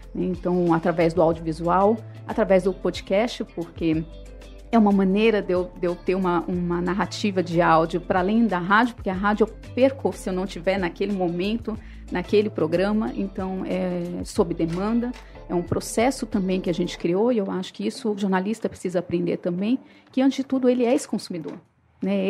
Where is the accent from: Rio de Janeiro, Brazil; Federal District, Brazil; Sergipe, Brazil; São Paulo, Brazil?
São Paulo, Brazil; moved away as an adult; now in Fortaleza, Brazil; eu sou de São Paulo, eu vim a Fortaleza há mais de 20 anos.